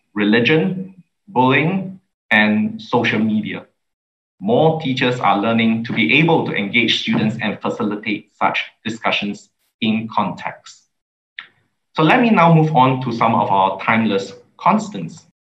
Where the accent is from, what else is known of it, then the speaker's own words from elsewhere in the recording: Singapore; as a Singaporean, uh, I love my country